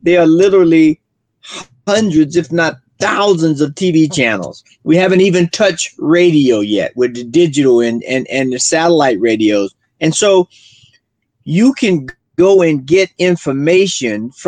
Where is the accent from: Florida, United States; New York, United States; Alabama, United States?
Florida, United States; now in Colorado, United States; Florida, my hometown